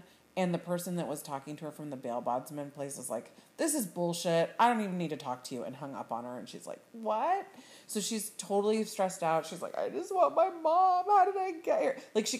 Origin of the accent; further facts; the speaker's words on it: Sacramento, California, United States; I am from Sacramento.